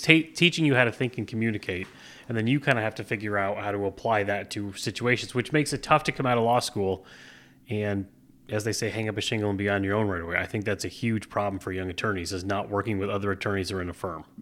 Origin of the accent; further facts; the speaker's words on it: Plattsburgh, New York, United States; also born or lived in Providence, Rhode Island / Newport, Rhode Island / Albany, New York / Manhattan, New York; born and raised in Plattsburgh